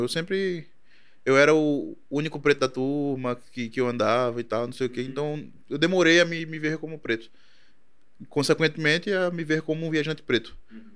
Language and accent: Portuguese; Brazil; also born or lived in Chile; eu dizia que era brasileiro